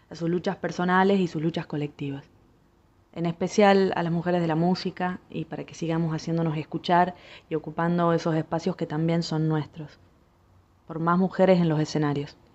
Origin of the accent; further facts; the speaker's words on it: Tucumán, Argentina; soy cantautora de Tucumán